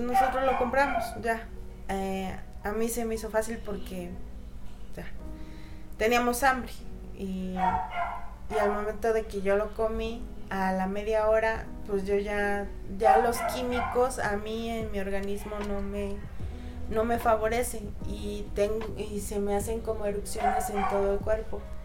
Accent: Oaxaca, Mexico

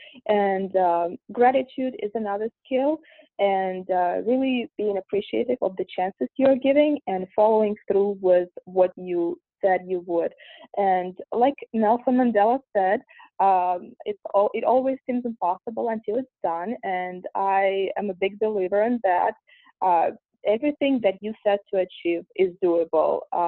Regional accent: Russia; English is a second language; moved away as an adult; now in United States; I'm originally from Russia, and I was born and raised there. I moved here at the age of 19

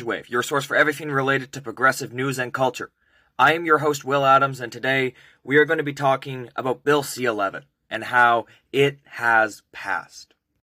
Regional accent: Canada; as a Canadian content creator who hosts a podcast about progressive culture and news

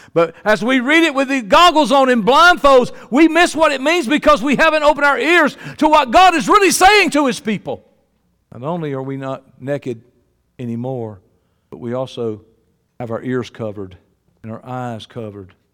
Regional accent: Georgia, United States; I'm from Georgia

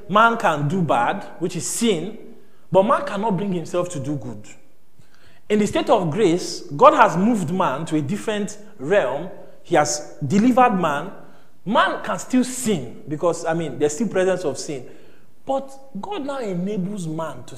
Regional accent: Nigeria; we are Nigerian now

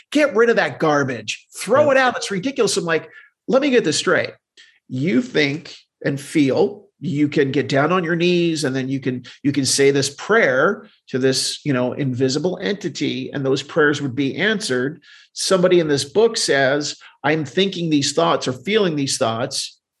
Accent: Deptford, New Jersey, United States; So I grew up in southern New Jersey.

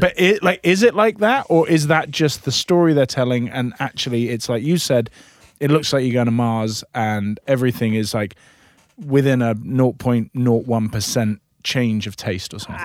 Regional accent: Scotland, United Kingdom; now in United States; I'm Scottish

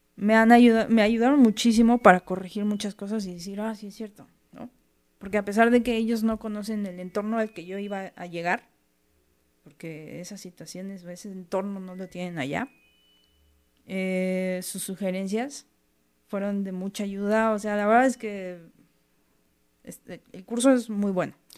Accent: Mexico; aquí en México es algo que, desde chiquito tienes mucho

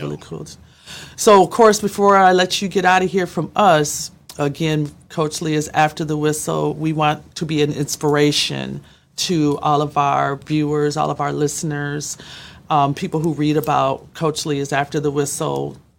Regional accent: Minneapolis, Minnesota, United States; we're both from Minneapolis

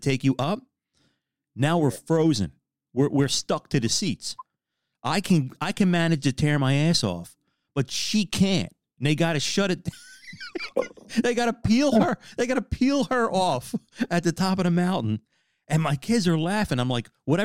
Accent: Philadelphia, Pennsylvania, United States

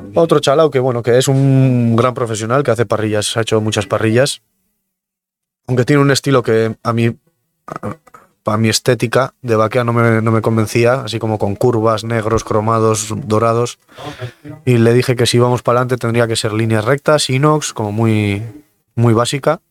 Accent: Mungia, Basque Country, Spain; un chico de Munguía que tengo 32 años

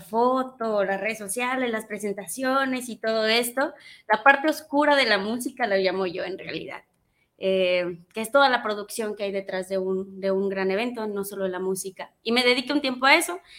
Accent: Teocaltiche, Jalisco, Mexico; a los seis años fue mi primera presentación al público con un mariachi en, en mi pueblo hermoso Teocaltiche, Jalisco.

